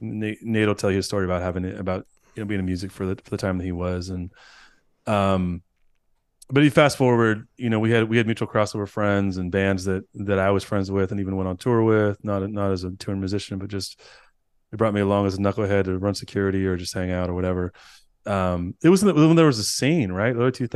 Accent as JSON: {"language": "English", "region": "California", "country": "United States", "said": "We're both from California, Northern California."}